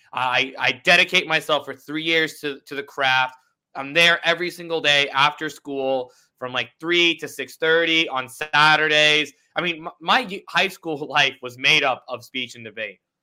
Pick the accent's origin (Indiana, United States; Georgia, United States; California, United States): Indiana, United States; Indianapolis; I was raised in Indianapolis